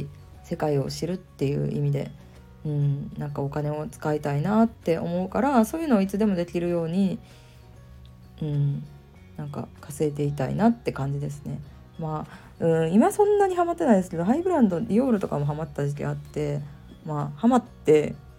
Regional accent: Kyoto, Japan; ずっと京都で生まれ育った人間としては関西で生まれ育った人間としては

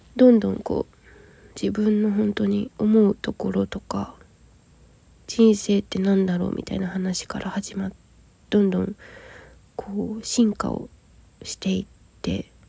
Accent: Yokohama, Kanagawa, Japan; moved away as an adult; also born or lived in Aso, Kumamoto; 現在私は地元神奈川県横浜市を離れて熊本九州は熊本の阿蘇市に出稼ぎに来ている

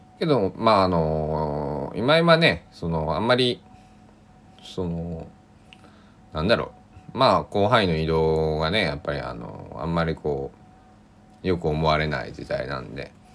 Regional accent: Kochi, Japan; now in Takamatsu, Japan; 僕もね高知から出てきた

